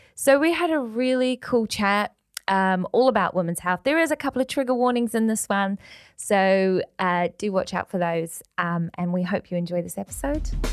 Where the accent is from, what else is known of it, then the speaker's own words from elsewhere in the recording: New Zealand; now in Manchester, United Kingdom; I'm from New Zealand. I'm from Aotearoa, so rugby, like the Welsh, is in our veins.